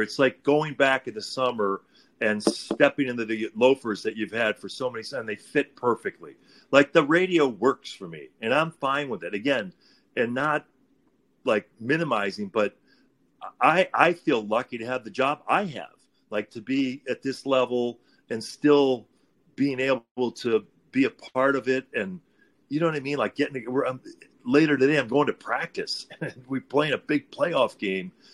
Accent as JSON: {"language": "English", "region": "Illinois", "country": "United States", "tie": "born or raised there", "moved": "yes", "said": "I grew up in Illinois"}